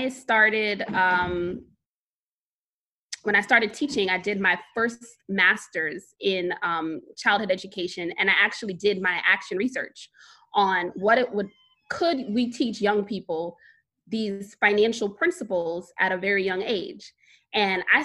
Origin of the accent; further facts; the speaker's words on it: New York City, New York, United States; I am born and raised in Brooklyn, New York.